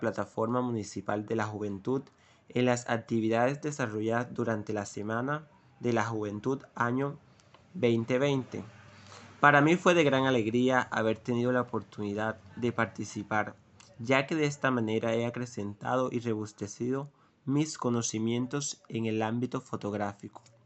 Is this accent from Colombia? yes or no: yes; Sincé, Sucre, Colombia; soy oriundo del corregimiento de Granada